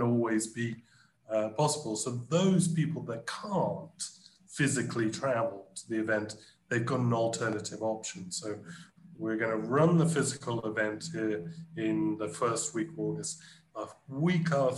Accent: United Kingdom; now in Brazil; my home country, the UK

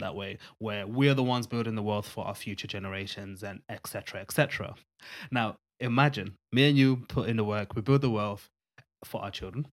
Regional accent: Zimbabwe; where we come from Zimbabwe, which is a Southern African country

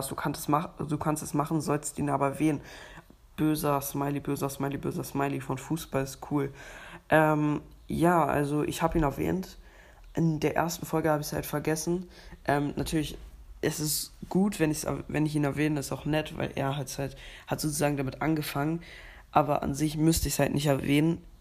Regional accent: Switzerland; Und ja, ich bin ja Schweizer, also ich habe eine Schweizer Staatsangehörigkeit und bin auch äh, ein bisschen Schweizer.

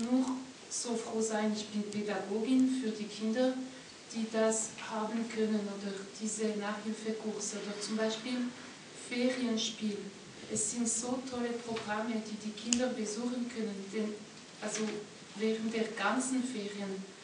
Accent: French-speaking Switzerland, Romandy, Switzerland; moved away as an adult; now in Austria; Ich komme aus der französischen Schweiz, also bei uns wäre es undenkbar, dass der Staat das den Kindern schenkt.

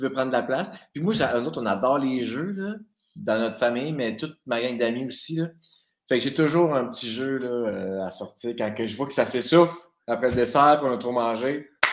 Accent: Saint-Jérôme, Quebec, Canada; also born or lived in Abitibi, Quebec; de 8 à 18, on a déménagé à Laurentides

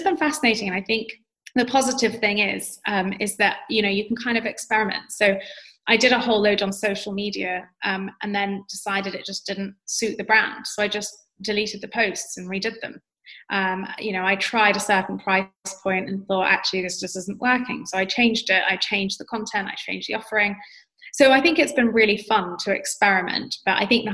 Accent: London, United Kingdom; accent: UK accent; I grew up in London. Of course, I'm going to sound like any other person who grew up in London.

